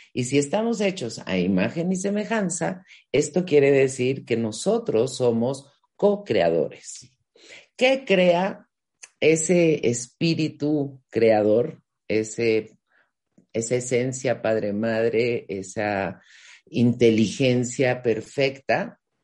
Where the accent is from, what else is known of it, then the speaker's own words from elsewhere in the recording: Mexico; yo soy de México y en México se usa mucho este no tienes llenadera